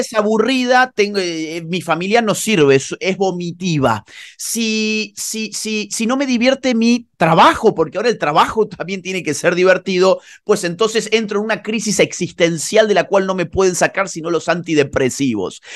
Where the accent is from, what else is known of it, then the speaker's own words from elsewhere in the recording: Córdoba, Argentina; moved away as an adult; now in Spain; Yo soy oriundo de Córdoba, Argentina, pero vivo, vivo la mayor parte del año en España